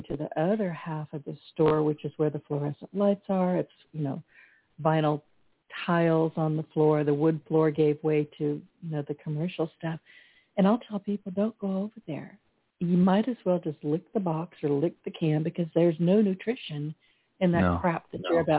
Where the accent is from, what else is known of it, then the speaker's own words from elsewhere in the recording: California, United States; now in Southwest Louisiana, United States; I was born and raised in California, but I've been in Southwest Louisiana pretty much most of my life.